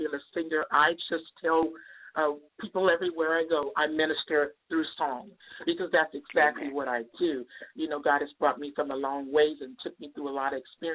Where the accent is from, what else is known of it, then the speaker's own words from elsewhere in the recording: Compton, California, United States; moved away as an adult; now in Riverside, United States; I grew up in the city of Compton, California.